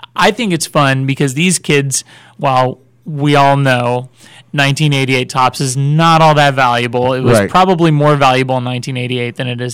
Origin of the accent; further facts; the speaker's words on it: Kansas City, United States; also born or lived in California; now in Texas, United States; Growing up around the Kansas City area